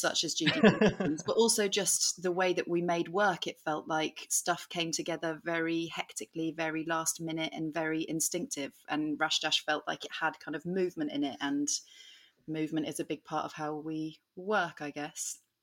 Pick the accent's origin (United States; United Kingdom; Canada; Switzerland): United Kingdom; Suffolk, East of England; moved away as an adult; also born or lived in Hull; I grew up in Suffolk